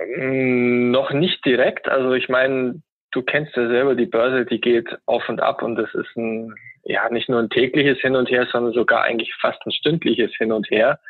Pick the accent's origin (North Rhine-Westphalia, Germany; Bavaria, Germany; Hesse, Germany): Bavaria, Germany; Augsburg; ich komme aus Augsburg, einer Bundesliga-Stadt